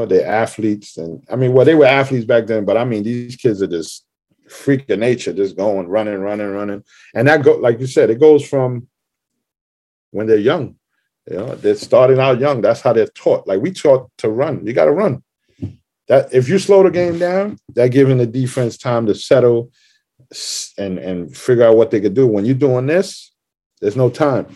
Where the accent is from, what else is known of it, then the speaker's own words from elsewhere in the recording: New York City, New York, United States; I grew up in Parkchester right here. I was there 24 years